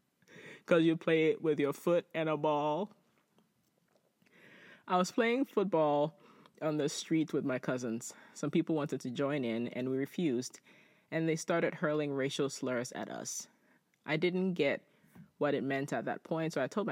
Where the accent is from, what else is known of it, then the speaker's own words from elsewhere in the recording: Nigeria; moved away; As an immigrant, I was looked down at by my fellow blacks as an inferior because I was from Nigeria.